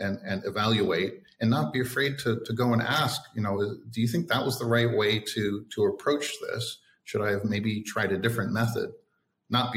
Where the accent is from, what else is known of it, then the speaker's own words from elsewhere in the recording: Toronto, Ontario, Canada; moved away as an adult; also born or lived in Australia / Jakarta, Indonesia; now in Vietnam; growing up in Toronto or living in Australia